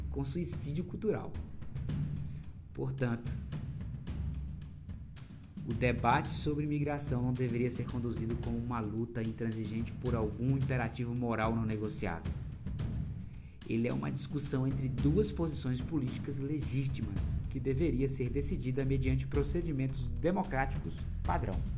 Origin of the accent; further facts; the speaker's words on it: Brazil; Eu mesmo tive conflito direto com russos né? por causa disso, porque eu tinha o meu hábito, como brasileiro a gente é muito mais, eu diria assim, aberto, muito mais tranquilo.